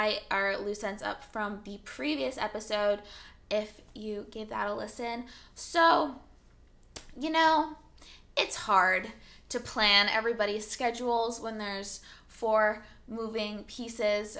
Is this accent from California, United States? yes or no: yes; California, United States; English is a second language; I grew up very Californian